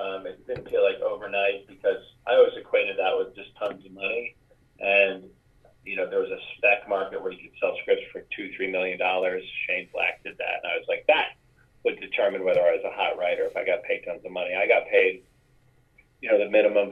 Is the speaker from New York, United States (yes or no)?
yes; New York, United States; moved away; I was from New York. So when people asked me, where are you from? I say, New York